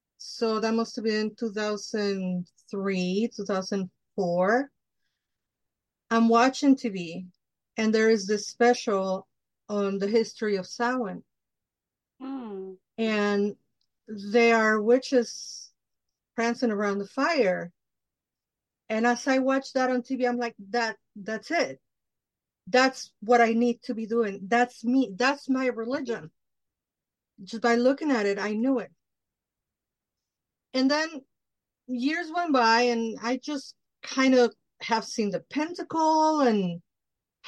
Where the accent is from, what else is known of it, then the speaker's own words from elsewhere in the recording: Mexico; moved away; So I grew up in Mexico. I'm Mexican from Mexico. I grew up in Mexico.